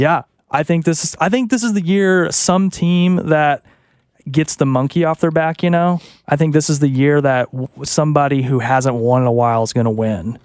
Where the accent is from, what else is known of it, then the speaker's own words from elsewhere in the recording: Arkansas, United States; moved away; I'm from Arkansas.